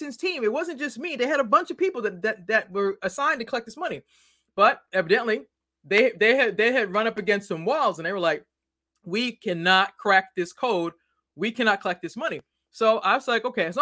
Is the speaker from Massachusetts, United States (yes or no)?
yes; Boston, Massachusetts, United States; now in Maryland, United States